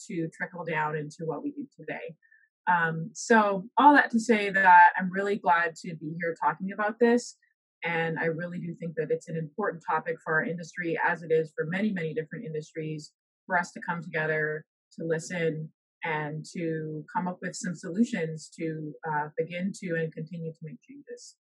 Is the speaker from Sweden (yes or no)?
no; Bahamas; moved away as an adult; also born or lived in Alabama; now in United States; originally I'm from the Bahamas, so that's where I was was raised and lived um, all of my life before coming to the U.S.